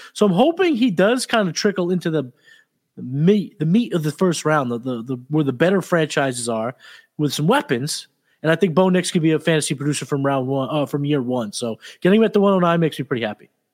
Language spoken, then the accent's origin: English; New England, United States; I'm from New England